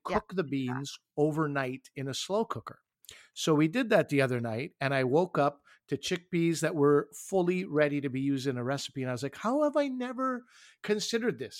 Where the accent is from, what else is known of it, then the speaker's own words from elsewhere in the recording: New Brunswick, Canada; I was born in New Brunswick